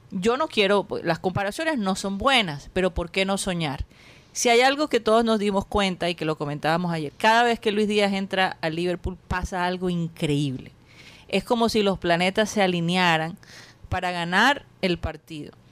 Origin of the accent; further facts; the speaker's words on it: Colombia; soy colombiana